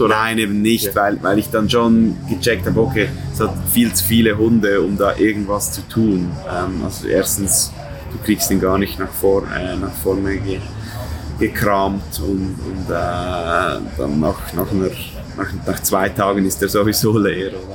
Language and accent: German; Switzerland; das ist eine Stadt, fünf, fünf Minuten von meiner Heimatstadt